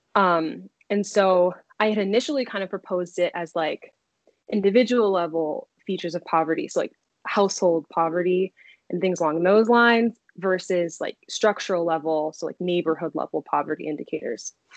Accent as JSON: {"language": "English", "town": "Silver Spring", "region": "Maryland", "country": "United States", "tie": "born or raised there", "also_born_or_lived": "Connecticut / Washington, District of Columbia, United States", "moved": "as an adult", "lives_now": "Chicago, United States", "said": "I'm from Silver Spring, Maryland. You know, like proud DMV native."}